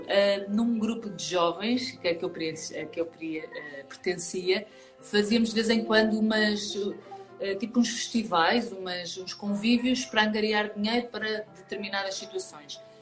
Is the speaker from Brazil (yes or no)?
no; Portugal; eu nasci nas Caldas, já tenho 38 aninhos